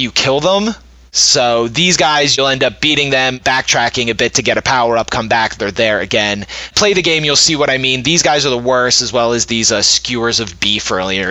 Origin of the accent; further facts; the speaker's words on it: United States; we're American